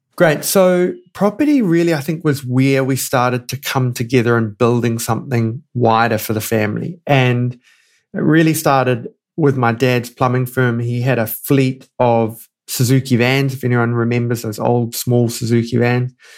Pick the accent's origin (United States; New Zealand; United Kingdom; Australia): New Zealand; moved away as an adult; now in Johannesburg, South Africa; I'm a New Zealander through and through